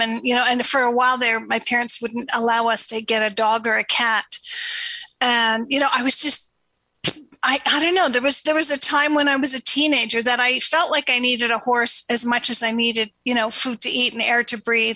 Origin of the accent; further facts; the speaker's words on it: Canada; moved away as an adult; also born or lived in Toronto; now in Sedona, United States; I'm Canadian